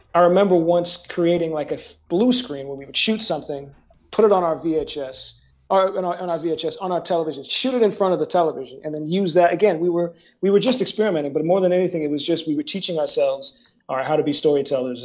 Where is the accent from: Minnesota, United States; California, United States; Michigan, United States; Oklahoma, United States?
Minnesota, United States; Woodbury; also born or lived in New Jersey; I moved to Minnesota